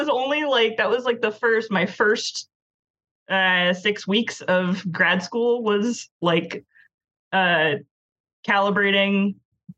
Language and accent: English; Rhode Island, United States; I'm from Rhode Island, I live here again now